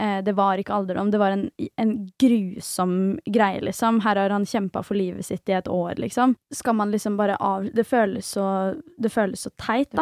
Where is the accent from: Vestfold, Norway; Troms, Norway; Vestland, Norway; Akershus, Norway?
Vestfold, Norway; Svelvik; moved away; Jeg var hjemme i Svelvik hos mamma og pappa